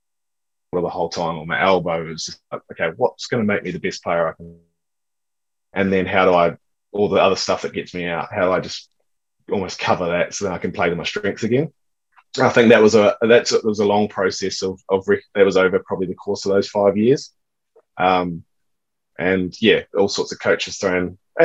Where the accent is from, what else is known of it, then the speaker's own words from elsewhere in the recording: Perth, Western Australia, Australia; growing up in Perth, at high school anyway, you get the bounce where you can stay on top of it and sit back and do what you're doing.